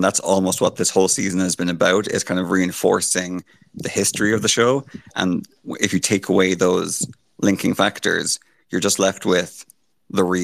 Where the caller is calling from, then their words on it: Ireland; I'm calling from Ireland